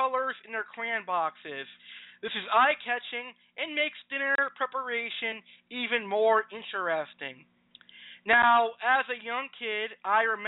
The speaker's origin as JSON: {"language": "English", "region": "Massachusetts", "country": "United States", "tie": "born or raised there", "said": "my home state of Massachusetts"}